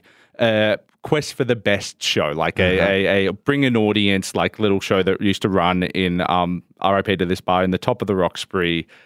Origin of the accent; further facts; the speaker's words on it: Richmond, New South Wales, Australia; also born or lived in Blue Mountains, Australia; so we grew up around Richmond and around, which is outside of Penrith, about half an hour outside of Penrith, and grew up there and in the Blue Mountains